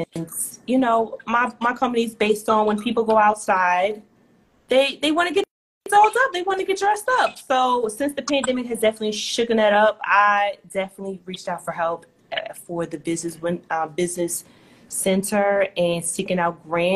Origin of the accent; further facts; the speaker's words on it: New Jersey, United States; moved away as an adult; also born or lived in Florida; I'm from New Jersey